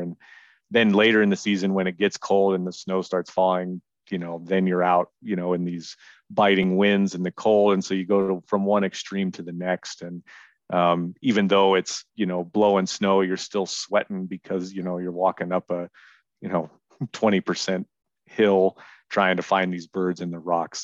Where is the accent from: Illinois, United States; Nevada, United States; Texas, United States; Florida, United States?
Nevada, United States; Reno; I've lived in Nevada my whole life. I'm from Reno